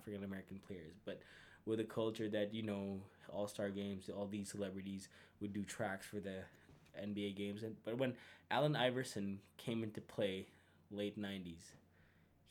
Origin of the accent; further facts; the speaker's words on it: Philippines; moved away as an adult; now in Calgary, Canada; 3 years here in Calgary, born and raised in the Philippines.